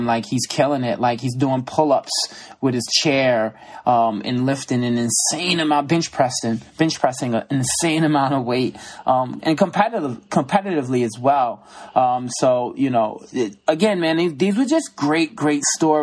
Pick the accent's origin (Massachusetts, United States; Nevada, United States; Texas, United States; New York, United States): New York, United States; New York City; also born or lived in Brooklyn, New York; I grew up in the Bronx, New York.